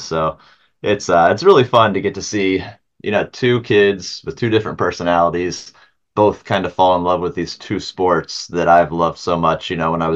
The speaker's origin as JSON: {"language": "English", "region": "Ohio", "country": "United States", "said": "we're from Ohio"}